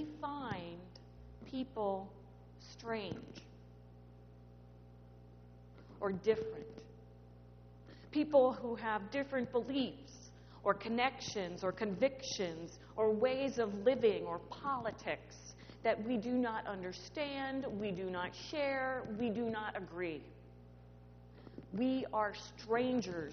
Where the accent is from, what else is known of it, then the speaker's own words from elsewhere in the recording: Creve Coeur, Missouri, United States; moved away; also born or lived in Manhattan, New York; I grew up in Creve Coeur, Missouri, which is just about 20 minutes away from Ferguson.